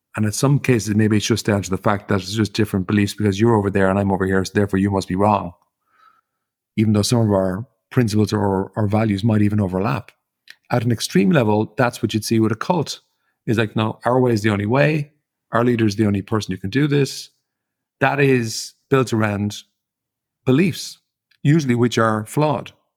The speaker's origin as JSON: {"language": "English", "country": "Ireland", "tie": "born or raised there", "said": "as an Irish person growing up in Ireland"}